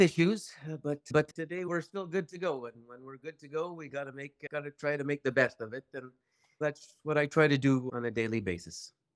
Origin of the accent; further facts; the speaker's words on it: Maniwaki, Quebec, Canada; I come from Maniwaki, Quebec